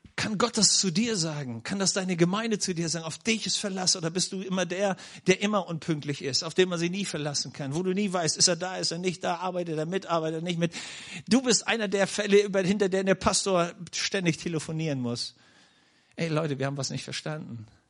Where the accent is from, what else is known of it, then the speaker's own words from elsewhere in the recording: Schleswig-Holstein, Germany; now in Nördlingen, Germany; wo ich geboren wurde in Schleswig-Holstein